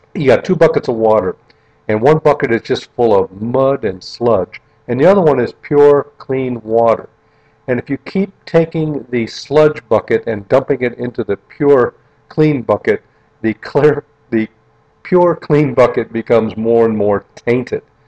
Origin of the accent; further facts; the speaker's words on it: North Kingsville, Ohio, United States; where I grew up in North Kingsville, Ohio